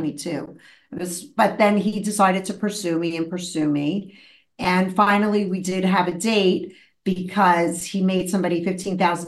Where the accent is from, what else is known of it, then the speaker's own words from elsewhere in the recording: New York City, New York, United States; I grew up in Brooklyn in the 70s with a mother who was super psychological and very into my feelings